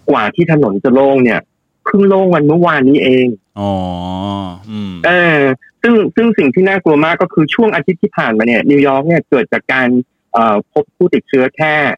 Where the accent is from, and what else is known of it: Thailand; now in New York, United States